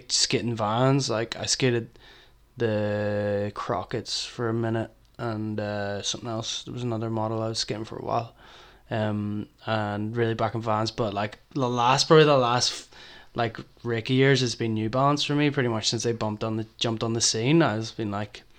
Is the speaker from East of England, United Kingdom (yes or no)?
no; Belfast, Northern Ireland, United Kingdom; growing up in Belfast